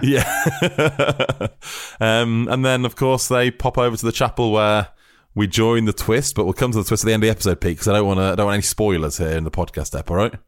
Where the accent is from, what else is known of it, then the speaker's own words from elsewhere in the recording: United Kingdom; We are British fools.